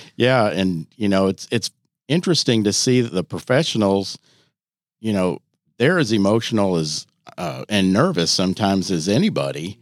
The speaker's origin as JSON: {"language": "English", "region": "Iowa", "country": "United States", "moved": "as an adult", "lives_now": "Louisville, United States", "said": "I'm from Iowa originally"}